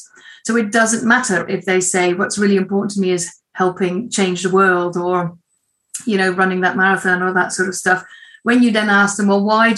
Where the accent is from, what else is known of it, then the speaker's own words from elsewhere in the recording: Netherlands; moved away; I am from Holland, or the Netherlands, originally, but I've been here a long time now.